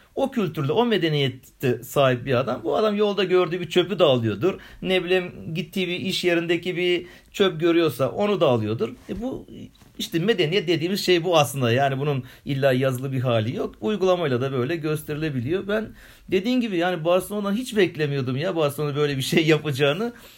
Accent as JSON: {"language": "Turkish", "region": "Istanbul", "country": "Turkey"}